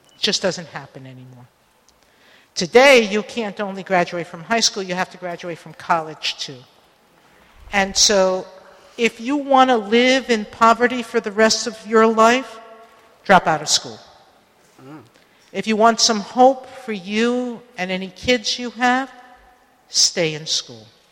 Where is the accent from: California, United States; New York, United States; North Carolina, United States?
New York, United States; New York City; the lesson I grew up with in the Bronx